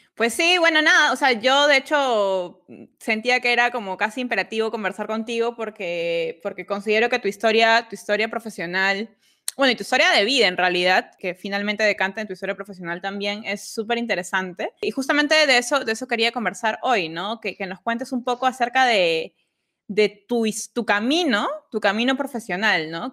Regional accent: Peru; soy peruana

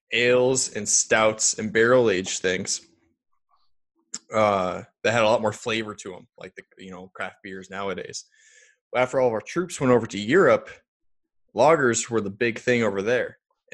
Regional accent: Iowa, United States; I'm just from Iowa

